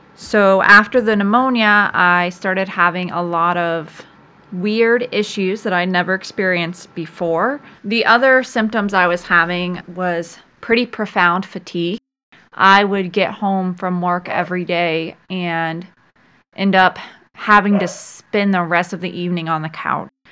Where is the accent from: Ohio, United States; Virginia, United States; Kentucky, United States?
Virginia, United States; Virginia Beach; I was born in Virginia Beach, Virginia, and I have lived there for most of my life.